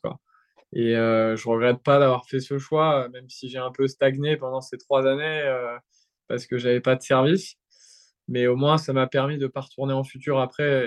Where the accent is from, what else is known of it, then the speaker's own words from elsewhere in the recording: France; je suis français